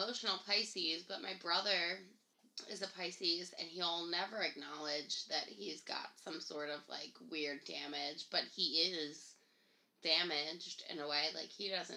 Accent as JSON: {"language": "English", "town": "Levittown", "region": "Pennsylvania", "country": "United States", "said": "we're from the Levittown area"}